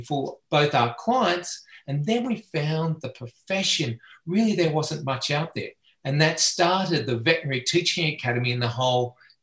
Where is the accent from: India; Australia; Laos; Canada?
Australia; moved away as an adult; now in United States; I have a funny accent. And so I'm Australian by birth and education. And I came out to the United States back in 2010